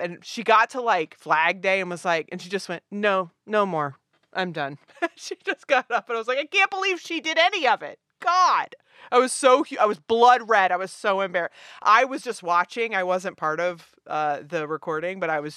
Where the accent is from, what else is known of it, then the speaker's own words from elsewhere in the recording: Richmond, Virginia, United States; I'm from Richmond, Virginia.